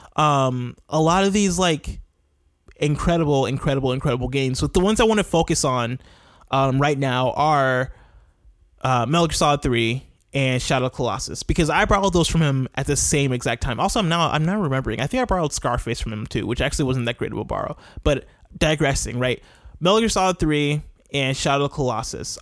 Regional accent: Champaign, Illinois, United States; moved away as an adult; I spent the first 21 years of my life in a town called Champaign

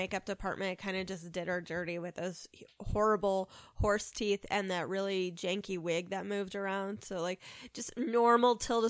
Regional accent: United States; we're American

